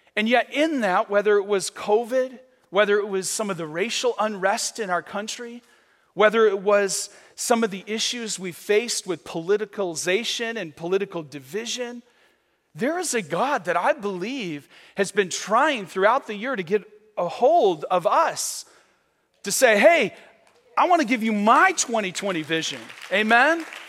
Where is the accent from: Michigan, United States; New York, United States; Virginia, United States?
Michigan, United States; moved away as an adult; now in Vero Beach, United States; I'm from Michigan